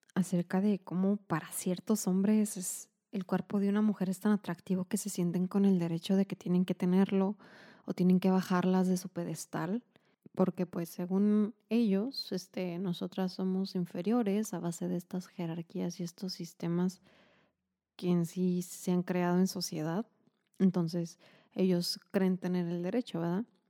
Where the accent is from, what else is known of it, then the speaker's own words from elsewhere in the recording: Mexico; como mexicanos